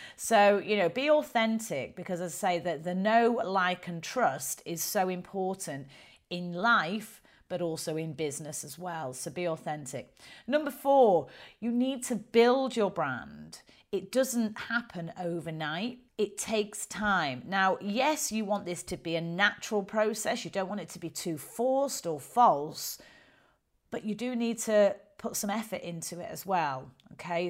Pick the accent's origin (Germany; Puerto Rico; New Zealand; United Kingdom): United Kingdom; the north of England; accent: strong northern; I've got quite a strong northern accent